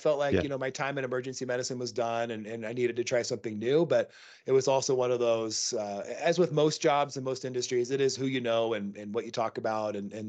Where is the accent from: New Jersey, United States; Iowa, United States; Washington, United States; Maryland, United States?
Washington, United States; Seattle; moved away as an adult; now in Montana, United States; I live in Montana. Yeah, I grew up in Seattle, moved out here to Montana just recently